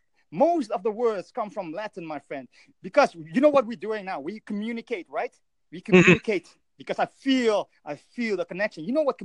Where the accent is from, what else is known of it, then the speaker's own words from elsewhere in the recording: Netherlands; I'm from the Netherlands, man.